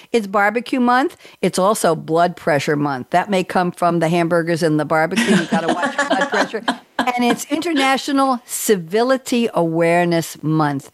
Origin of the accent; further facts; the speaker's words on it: New York City, New York, United States; moved away as an adult; now in North Carolina, United States; when I was growing up in Douglaston, Long Island